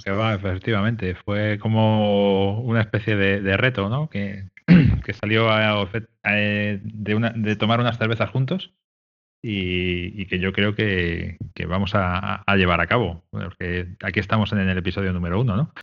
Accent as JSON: {"language": "Spanish", "town": "Madrid", "region": "Community of Madrid", "country": "Spain", "said": "yo soy de Madrid, ¿eh? de Madrid capital"}